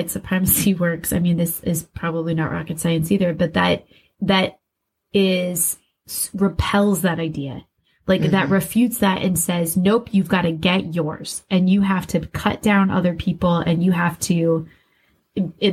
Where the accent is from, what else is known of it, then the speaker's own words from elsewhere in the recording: West Des Moines, Iowa, United States; growing up in West Des Moines, Iowa, you and I both worked at Hy-Vee